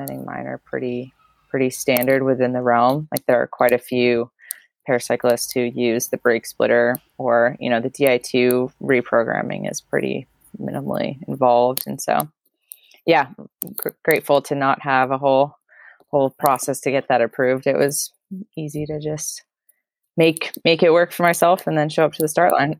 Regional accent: Maine, United States; now in Montana, United States; I'm originally from the Maine area, which is the very northeastern part of the states, and I'm chatting with you from Montana

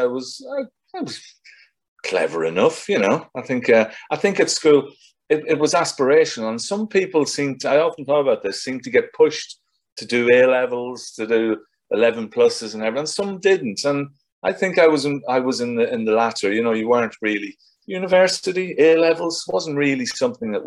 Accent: South Armagh, Northern Ireland, United Kingdom; born or raised there; moved away as an adult; also born or lived in London; now in England

